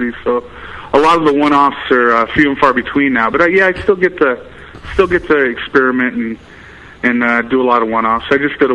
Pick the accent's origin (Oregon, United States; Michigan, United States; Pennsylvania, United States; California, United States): Oregon, United States; Baker City; moved away as an adult; also born or lived in Colorado; I was actually born and raised in Baker City, and moved away, lived in Colorado for years and a few other places, and moved back 10 years later